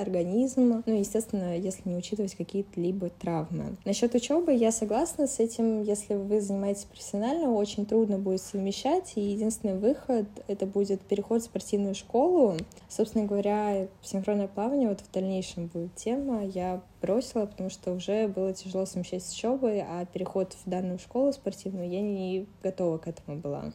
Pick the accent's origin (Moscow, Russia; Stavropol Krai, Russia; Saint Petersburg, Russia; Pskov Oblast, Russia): Moscow, Russia; Я из Москвы